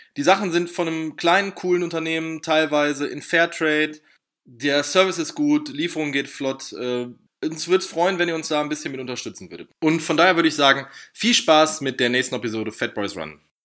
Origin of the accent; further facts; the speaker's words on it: Ruhr area, North Rhine-Westphalia, Germany; ich komme aus dem Ruhrgebiet